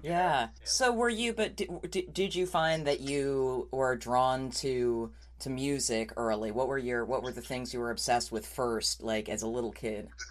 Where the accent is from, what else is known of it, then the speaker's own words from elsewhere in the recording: New York, United States; I grew up in New York